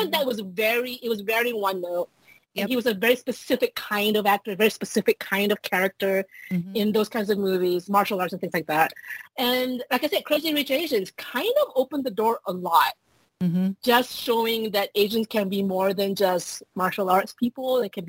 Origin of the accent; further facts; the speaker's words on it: Malaysia; moved away as an adult; now in United States; I grew up in Asia. I grew up in Malaysia.